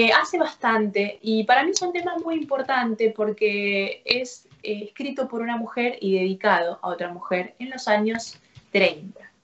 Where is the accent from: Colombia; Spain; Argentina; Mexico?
Argentina; Rafaela, Santa Fe; moved away as an adult; also born or lived in Córdoba, Argentina / Rosario, Argentina; now in Buenos Aires, Argentina; viviendo en, en, mi ciudad natal, en Rafaela, a los 14 años empecé a tomar clases